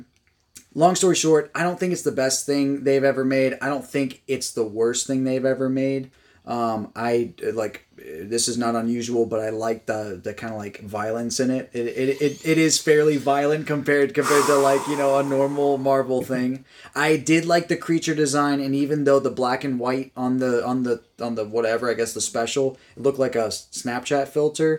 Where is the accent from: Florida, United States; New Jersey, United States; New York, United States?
Florida, United States; I grew up in Florida